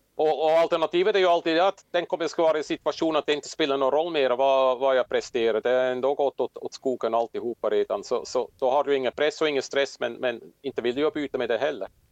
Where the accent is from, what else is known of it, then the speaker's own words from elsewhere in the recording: Switzerland; moved away as an adult; also born or lived in Åland, Finland; now in Finland; jag kommer som sagt från Schweiz, växte upp i Alperna